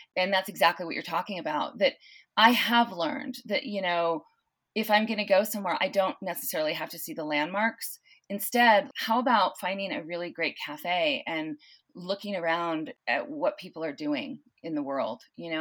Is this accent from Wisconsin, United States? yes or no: no; Southern California, United States; also born or lived in San Luis Obispo, California; now in South Lake Tahoe, United States; I grew up in, uh, Southern California